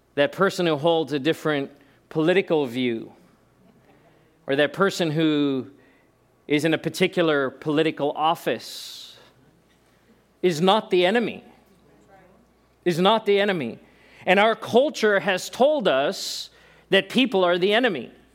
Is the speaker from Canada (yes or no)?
no; South Africa; moved away; being born in South Africa